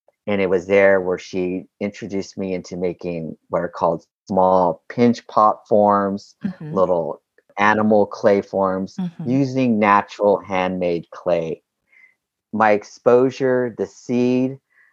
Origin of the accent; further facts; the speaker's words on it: Southern California, United States; also born or lived in Albuquerque, New Mexico / Los Angeles / Long Beach; I was born in Albuquerque, New Mexico, but I was raised here in Southern California